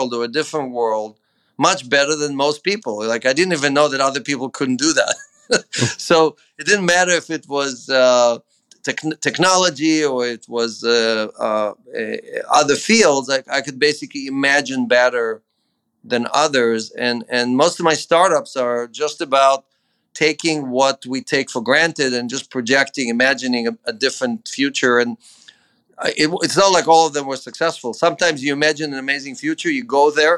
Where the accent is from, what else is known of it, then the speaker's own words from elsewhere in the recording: Ukraine; now in United States; I was born in the Ukraine in the 60s. It was part of the USSR, you know, the Russian evil empire. And in a little hut with an outhouse, you know, that's that was me growing up in the Ukraine